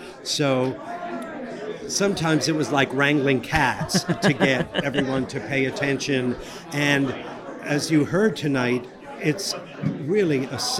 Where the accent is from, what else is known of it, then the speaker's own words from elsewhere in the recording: New York City, New York, United States; also born or lived in Los Angeles; I'm from Brooklyn.